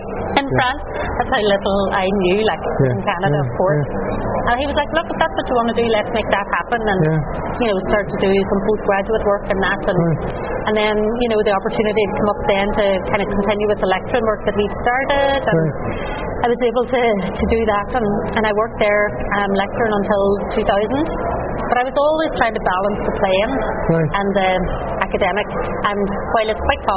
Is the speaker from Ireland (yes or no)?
yes; Buncrana, Ulster, Ireland; also born or lived in Derry; Donegal is home. I'm from Bunkrana